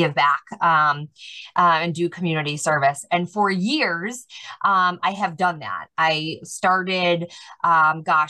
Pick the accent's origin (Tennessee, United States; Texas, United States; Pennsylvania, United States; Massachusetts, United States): Massachusetts, United States; Worcester; moved away as an adult; now in Liverpool, United States; I was born and raised in Worcester, Massachusetts